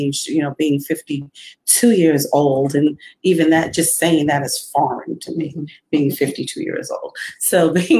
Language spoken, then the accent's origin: English; New York City, New York, United States; moved away as an adult; also born or lived in Georgia; now in Columbia, South Carolina, United States; I'm originally from the Bronx, New York. That is my hometown, born and raised there, left there when I was in my 20s